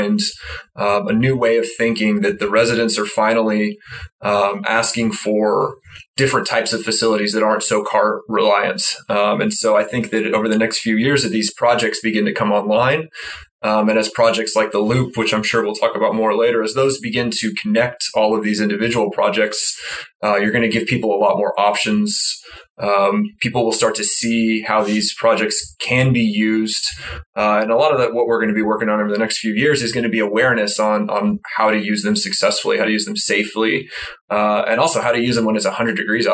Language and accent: English; Mesquite, Texas, United States; also born or lived in Rockwall, Texas / Dallas, Texas; I say I'm from Dallas, but I grew up in Mesquite and then Rockwall.